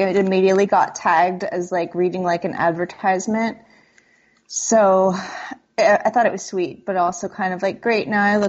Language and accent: English; San Diego, California, United States; also born or lived in Australia; I was born in Australia, starting at the very beginning, to American parents, and then we moved back to the States when I was about 6 months old. And we moved around a lot. Then we moved to outside of San Diego when I was 8, and we stayed there.